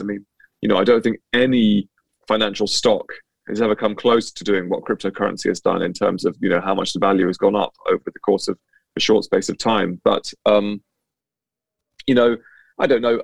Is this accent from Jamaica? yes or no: no; near Cambridge, East of England, United Kingdom; I grew up uh, it just just near Cambridge, so um, yeah, in the east of England.